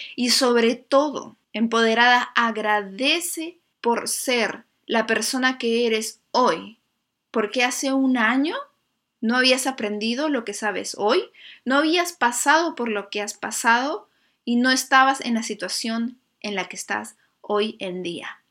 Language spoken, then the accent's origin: Spanish; Lima, Peru; moved away as an adult; Yo soy de Lima y pues es una ciudad preciosa, pero no tiene mucha naturaleza.